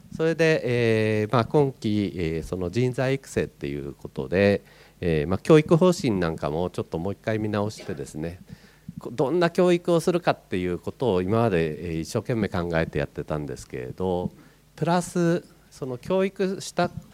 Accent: Niigata, Japan; moved away; 私新潟出身なんですね。

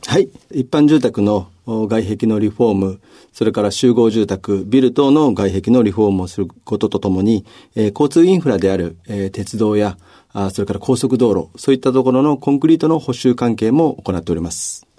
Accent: Ube, Yamaguchi, Japan; moved away; 山口県の宇部市になります。

